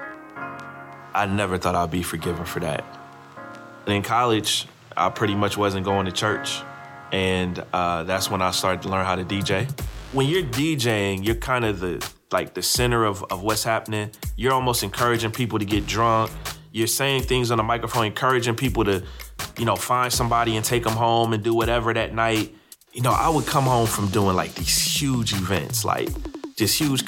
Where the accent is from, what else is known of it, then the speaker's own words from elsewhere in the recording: Columbus, Ohio, United States; now in Raleigh, United States; I grew up in Columbus, Ohio